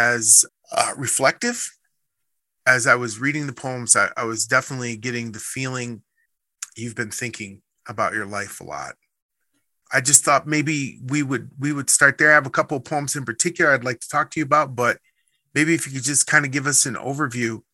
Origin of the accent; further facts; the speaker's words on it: Midwest, United States; now in Prescott, United States; growing up in the Midwest, like I did